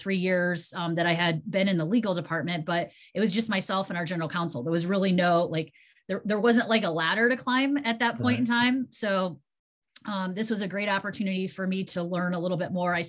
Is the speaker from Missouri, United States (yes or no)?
no; Bryan, Ohio, United States; I am originally from Bryan, Ohio, which is a very small town in Northwest